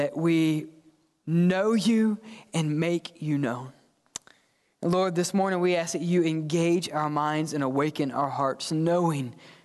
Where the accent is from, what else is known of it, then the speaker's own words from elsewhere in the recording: the South, United States; I'm from the South, raised in the South